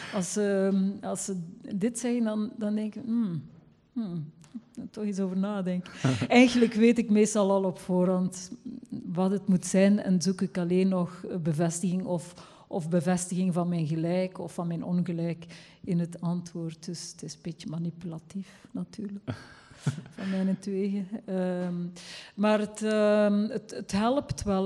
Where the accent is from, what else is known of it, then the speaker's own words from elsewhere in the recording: West Flanders, Belgium; accent: West Flemish; ik ben zelf West-Vlaamse